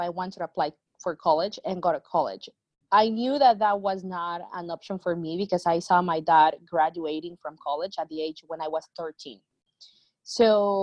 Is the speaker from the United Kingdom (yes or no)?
no; Mexico; now in San Bernardino, United States; I grew up in Mexico, so I'm more in the modern area of Mexico